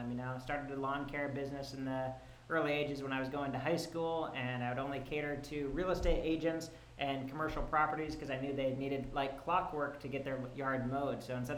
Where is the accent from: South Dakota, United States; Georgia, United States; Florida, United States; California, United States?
South Dakota, United States; Spearfish; moved away as an adult; also born or lived in Colorado / Germany; now in Los Angeles, United States; Right now, I'm currently 29 years old. I'm originally from South Dakota. Spent the first 18 years of my life in South Dakota.